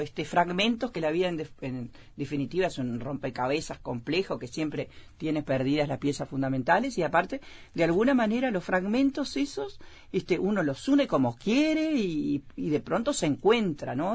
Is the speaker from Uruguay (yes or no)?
yes; Melo, Cerro Largo, Uruguay; moved away as an adult; also born or lived in San José / Piriápolis; en Melo, donde yo nací, me crié, inclusive me crié en frontera